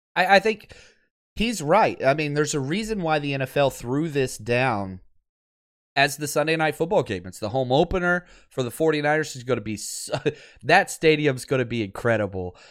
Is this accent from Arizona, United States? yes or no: no; Texas, United States; I'm from Texas